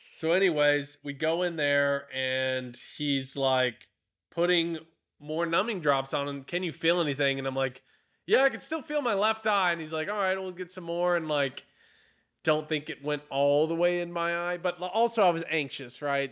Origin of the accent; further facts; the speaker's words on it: near Shiner, Texas, United States; I grew up near Shiner